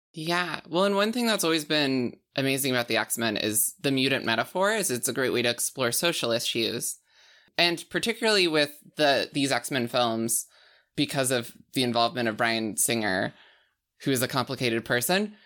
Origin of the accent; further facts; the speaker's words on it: rural Alberta, Canada; moved away; I'm from Al-, like, rural Alberta